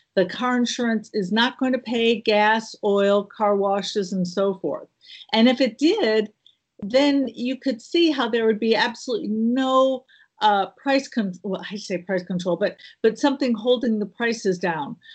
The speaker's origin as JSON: {"language": "English", "region": "Midwest", "country": "United States", "also_born_or_lived": "Illinois / the South", "moved": "yes", "lives_now": "Southern United States, United States", "said": "I'm a Midwest girl, but I have been in the South for over thirty years"}